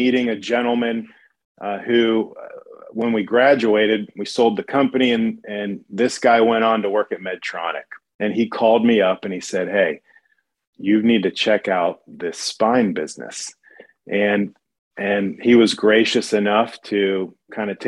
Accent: Dayton, Ohio, United States; moved away as an adult; now in Dallas, United States; I grew up in Dayton, Ohio, a little town just north of Cincinnati in the southwestern corner of the state

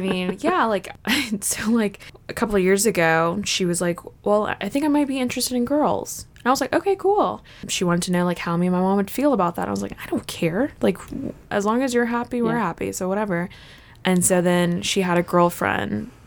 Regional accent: Fort Campbell, Kentucky, United States; moved away as an adult; they were stationed at Fort Campbell, Kentucky. And then after they got out of the military, we just stayed there for a long time, pretty much until I went to college

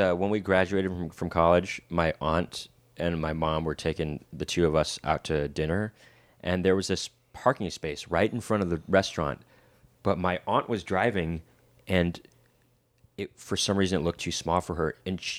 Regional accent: Los Angeles, California, United States; Is it kind of like, you know, we're from Los Angeles.

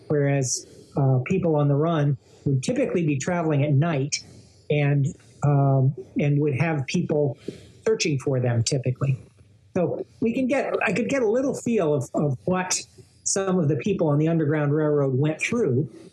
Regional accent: Rockville, Maryland, United States; my hometown of Rockville

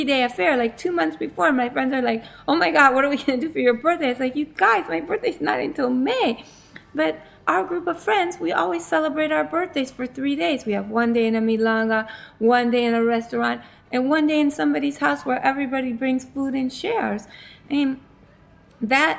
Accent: San Francisco, California, United States; moved away as an adult; also born or lived in Michigan; now in Buenos Aires, Argentina; I was born in Michigan, but I lived most of my life in California, in the Bay Area, San Francisco

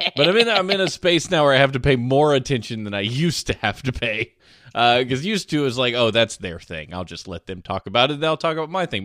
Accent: Georgia, United States; I grew up in Georgia

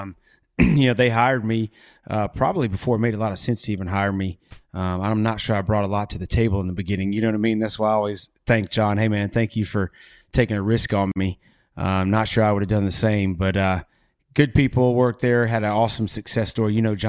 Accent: Southeast, United States; as a kid growing up in the Southeast, around cooking in the backyard, either my dad, my uncles, family.

